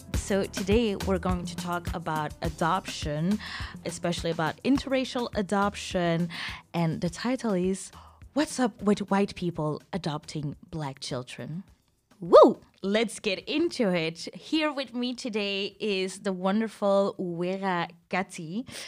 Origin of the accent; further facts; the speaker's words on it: Antwerp, Flanders, Belgium; I've seen a lot growing up in Antwerp.